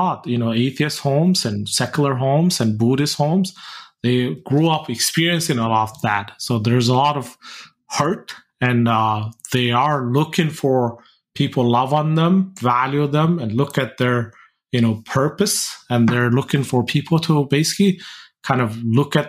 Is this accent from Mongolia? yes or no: yes; Mongolia; when I grew up in Mongolia